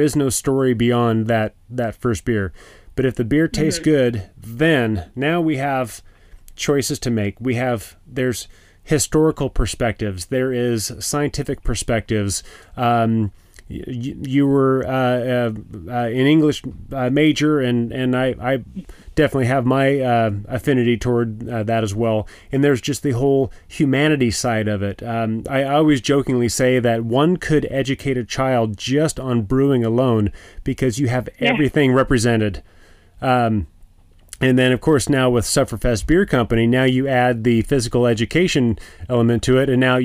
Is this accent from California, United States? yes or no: yes; California, United States; moved away; I grew up in California.